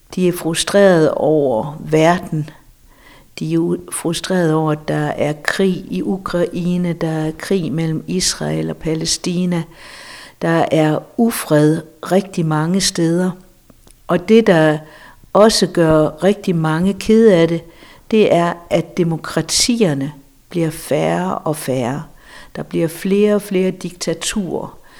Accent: Denmark; vi som danskere

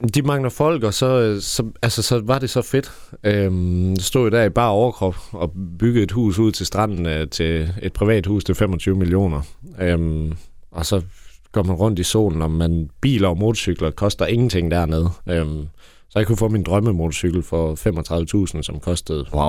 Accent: Bramming, Southern Denmark, Denmark; also born or lived in Ribe; now in Aarhus, Denmark; Jeg er født i Bramming, ja. Eller faktisk født, øh, lidt ud for Hjermel Lund

